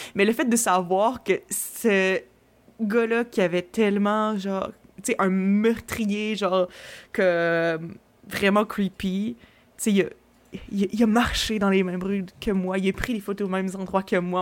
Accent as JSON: {"language": "French", "town": "Quebec City", "region": "Quebec", "country": "Canada", "also_born_or_lived": "Montreal", "said": "je viens de Québec"}